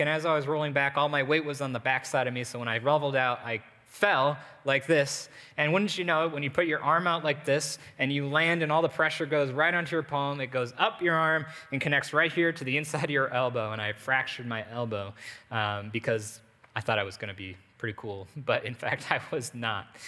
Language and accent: English; United States; as an American, eh, even as Americans